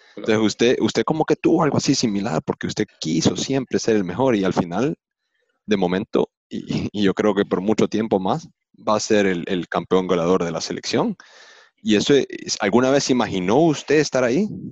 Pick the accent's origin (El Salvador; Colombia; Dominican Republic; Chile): El Salvador; moved away; also born or lived in United States; Yo como crecí en El Salvador de joven, las primeras memorias son del Salvador